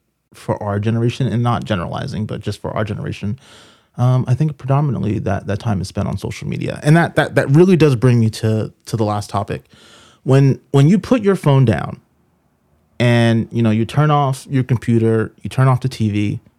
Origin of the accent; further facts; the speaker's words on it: Boston, Massachusetts, United States; I'm a city boy. I grew up in Boston, so I'm not used to the mountains.